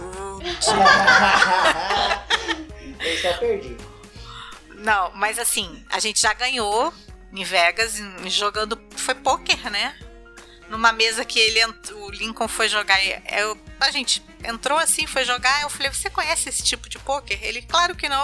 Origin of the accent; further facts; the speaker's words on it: Portugal; eu sou portuguesa